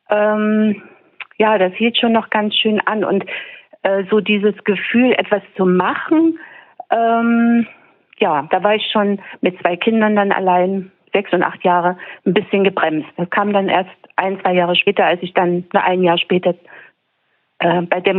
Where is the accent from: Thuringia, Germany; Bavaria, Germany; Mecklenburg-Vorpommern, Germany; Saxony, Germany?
Saxony, Germany; Leipzig; moved away as an adult; also born or lived in Rostock / Zwickau; ich bin in Leipzig geboren, hab, also bin da eigentlich sozialisiert, habe dann ab 81 82 für sieben Jahre in Rostock gelebt und dann 88 eben nach Zwickau.